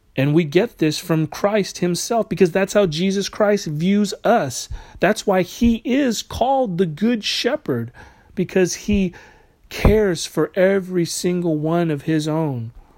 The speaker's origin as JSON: {"language": "English", "country": "United States", "said": "we as American citizens"}